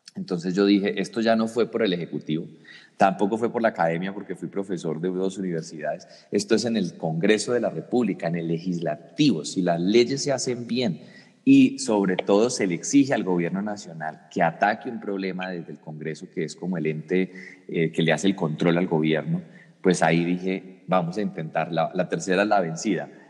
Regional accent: Colombia; como colombianos

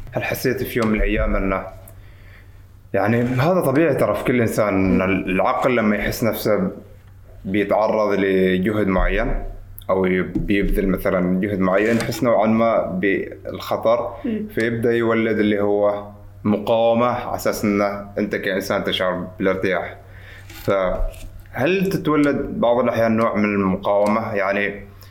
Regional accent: Oman; معنا في عمان

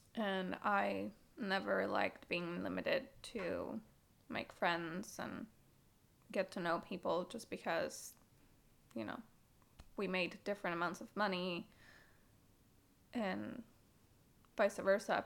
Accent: Bogotá, Colombia; growing up in Colombia, and um, it's something that I took from living in Colombia for my entire life

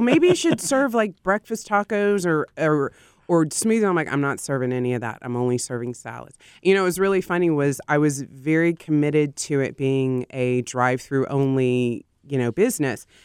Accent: Austin, Texas, United States; I grew up in Austin

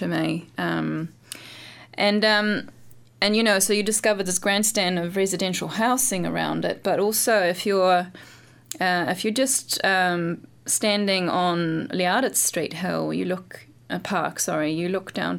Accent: Norway; moved away; also born or lived in London; I lived in London, and because I'm from Norway

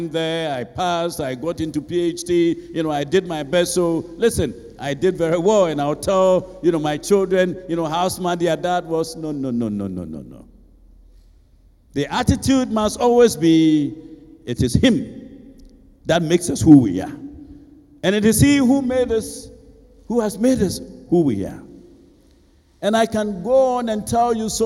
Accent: Ashanti, Ghana; moved away as an adult; also born or lived in Abidjan; I grew up in Ebuyakwa, you know, so I chose a school that was not too far

